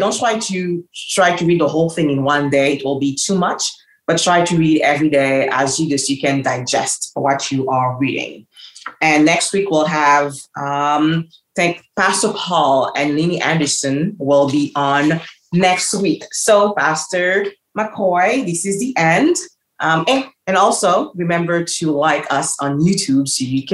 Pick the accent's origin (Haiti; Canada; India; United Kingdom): Haiti; moved away; I'm from the island, I'm from Haiti as well